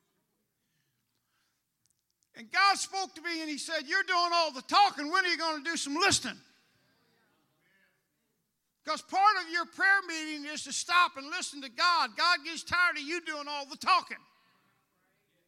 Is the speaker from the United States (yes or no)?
yes; St. Louis, Missouri, United States; moved away as an adult; also born or lived in New York City; I'm from St. Louis.